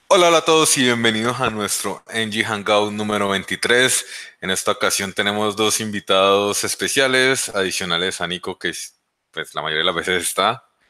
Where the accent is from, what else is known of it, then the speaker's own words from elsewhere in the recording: Colombia; también soy de Colombia y pues vivo en Colombia.